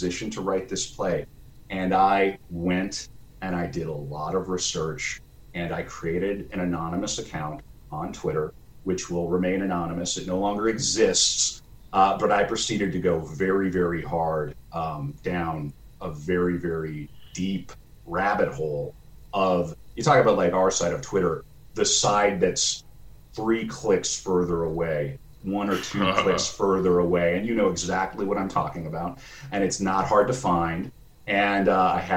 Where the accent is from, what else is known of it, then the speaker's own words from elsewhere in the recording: North Dakota, United States; I'm from North Dakota